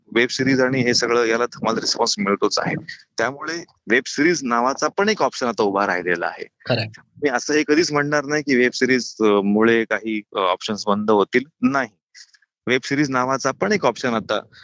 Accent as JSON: {"language": "Marathi", "town": "Nashik", "region": "Maharashtra", "country": "India", "said": "अनेक वर्षांपासून मी नाशिकमध्ये आहे नाशिकचं आहे"}